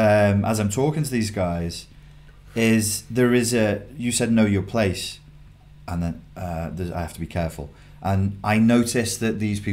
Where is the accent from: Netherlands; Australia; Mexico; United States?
Netherlands; I'm Dutch.